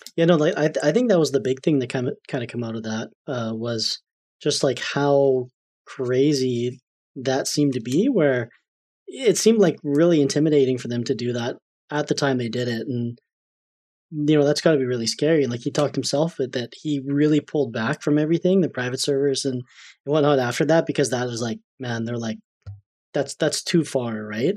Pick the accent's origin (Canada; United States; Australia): Canada; I'm Canadian